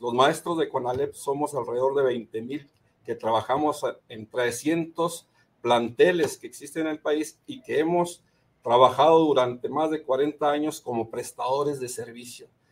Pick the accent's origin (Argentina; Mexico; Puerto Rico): Mexico; Gómez Palacio, Durango; soy de acá de Gómez Palacio, de la comarca de la Linera